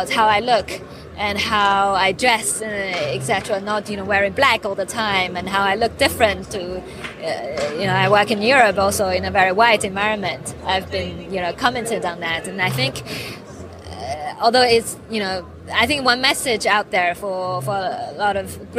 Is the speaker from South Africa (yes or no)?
no; China; now in United Kingdom; I was born in China, grew up in China, and then went to the UK